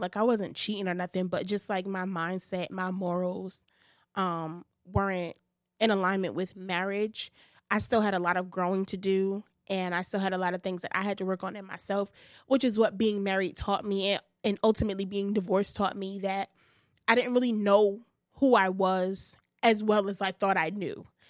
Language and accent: English; New York City, New York, United States; I'm from Bed Stuy